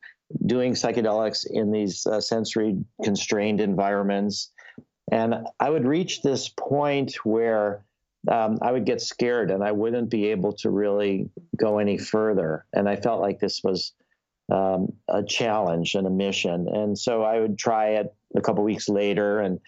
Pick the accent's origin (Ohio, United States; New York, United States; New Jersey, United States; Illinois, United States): Illinois, United States; Skokie; growing up in Skokie, where everybody is Jewish